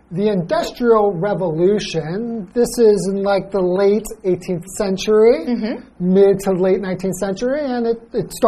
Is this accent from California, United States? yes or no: yes; Los Angeles, California, United States; I grew up in Los Angeles